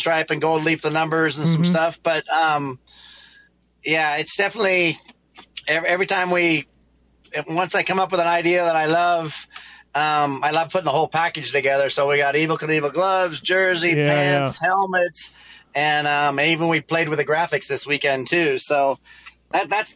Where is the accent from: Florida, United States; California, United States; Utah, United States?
California, United States; Northern; we grew up as kids in Northern California racing